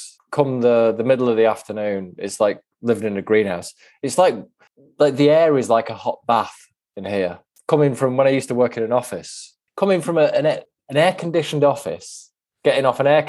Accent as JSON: {"language": "English", "area": "the Northwest", "region": "North West England", "country": "United Kingdom", "moved": "yes", "lives_now": "Bromley, United Kingdom", "said": "I'm from the Northwest, and it was a revelation to me moving down here"}